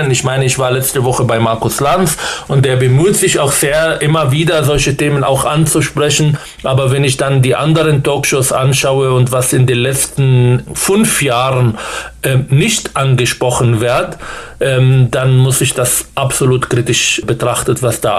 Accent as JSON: {"language": "German", "region": "Berlin", "country": "Germany", "said": "versuche ich als ein guter Bürger dieses Landes, mich zu engagieren, als Berliner"}